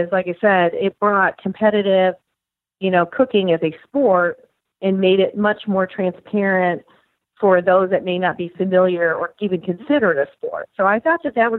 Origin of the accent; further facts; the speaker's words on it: Michigan, United States; now in Tennessee, United States; My brother lives in Tennessee also, even though we grew up in Michigan